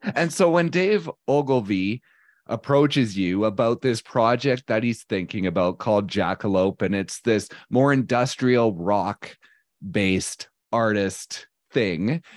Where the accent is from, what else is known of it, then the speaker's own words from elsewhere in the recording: Canada; I am a Canadian of, bor-, raised in the nineties and early two thousands